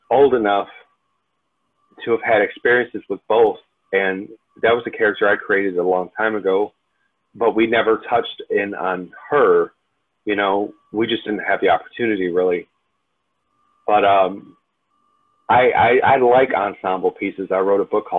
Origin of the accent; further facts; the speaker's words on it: Detroit, Michigan, United States; growing up in Detroit